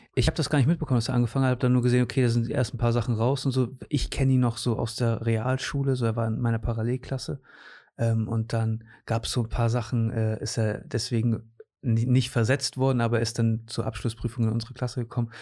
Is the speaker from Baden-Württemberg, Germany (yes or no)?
no; Cuxhaven, Lower Saxony, Germany; also born or lived in Portugal / Osnabrück; Ich bin in Cuxhaven sogar geboren. Ich okay. bin hier geboren, war dann mit 13 für drei Jahre weg